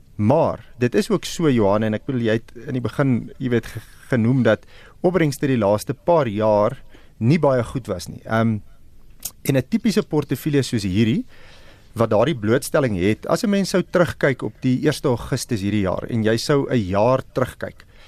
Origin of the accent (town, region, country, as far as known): South Africa